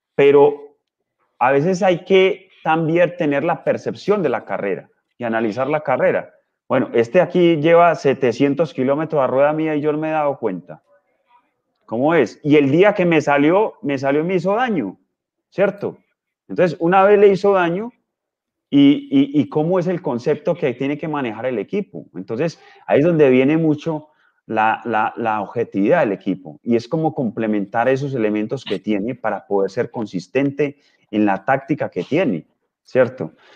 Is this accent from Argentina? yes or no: no; Colombia; yo soy colombiano